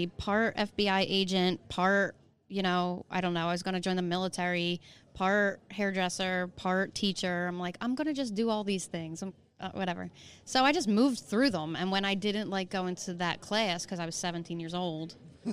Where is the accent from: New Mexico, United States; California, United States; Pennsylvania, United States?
Pennsylvania, United States; Hatboro; also born or lived in Northeast Philadelphia; I was born in the Northeast. Uh-huh. Lived there when I was a kid, and then we moved up to Hatboro